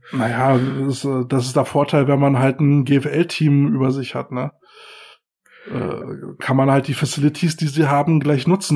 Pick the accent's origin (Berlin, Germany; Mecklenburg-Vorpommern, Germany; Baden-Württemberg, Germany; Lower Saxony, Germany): Berlin, Germany; bei uns in Berlin